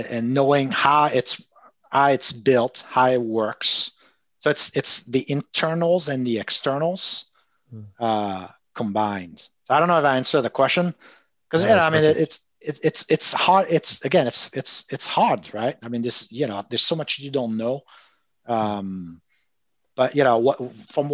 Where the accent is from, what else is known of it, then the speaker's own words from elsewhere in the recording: Marseille, Provence-Alpes-Côte d'Azur, France; I'm from Marseille